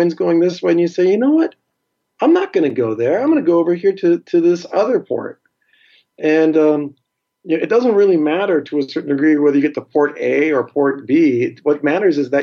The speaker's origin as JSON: {"language": "English", "town": "Seattle", "region": "Washington", "country": "United States", "said": "I'm from Seattle and Seattle has water"}